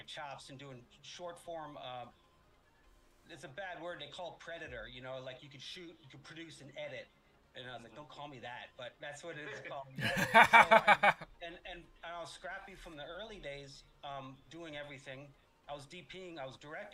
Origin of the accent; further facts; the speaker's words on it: New York City, New York, United States; moved away as an adult; also born or lived in Los Angeles; I'm from New York City.